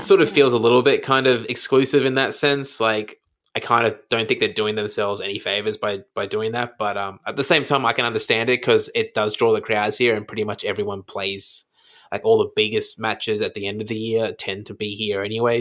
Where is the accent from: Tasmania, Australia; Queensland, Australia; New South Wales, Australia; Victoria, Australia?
Queensland, Australia; Brisbane; now in Melbourne, Australia; I grew up in Brisbane